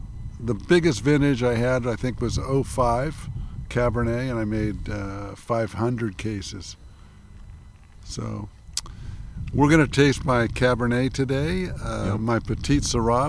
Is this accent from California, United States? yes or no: yes; Los Angeles, California, United States; now in Napa Valley, United States; We grew up in Los Angeles